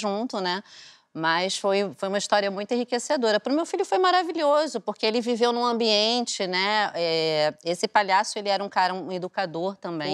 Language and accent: Portuguese; Aracaju, Sergipe, Brazil; moved away; eu sou de Aracaju, né? Eu morava em Aracaju na época